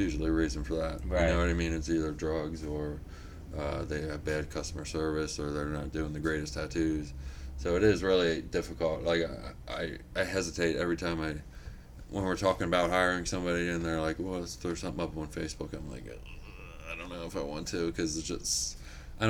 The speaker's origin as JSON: {"language": "English", "town": "York", "region": "Pennsylvania", "country": "United States", "tie": "born or raised there", "also_born_or_lived": "Wilkes-Barre, Pennsylvania", "moved": "as an adult", "lives_now": "Bloomsburg, United States", "said": "my hometown of York"}